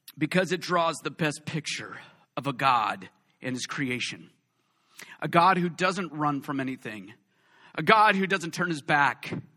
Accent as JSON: {"language": "English", "region": "West Coast", "country": "United States", "said": "All of us West Coast people"}